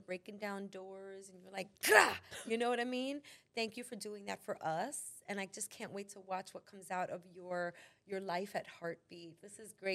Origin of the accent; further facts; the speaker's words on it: New York City, New York, United States; as a New Yorker